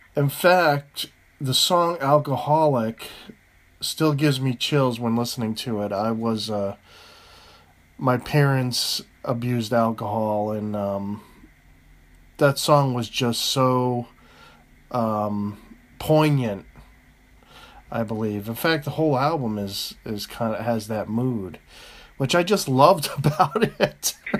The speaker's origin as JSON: {"language": "English", "country": "United States"}